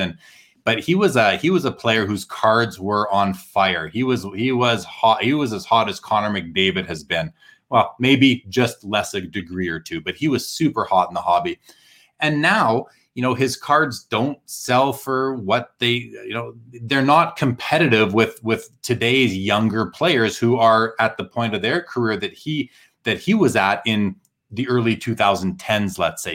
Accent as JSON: {"language": "English", "town": "Winnipeg", "region": "Manitoba", "country": "Canada", "tie": "born or raised there", "moved": "yes", "said": "growing up in Winnipeg"}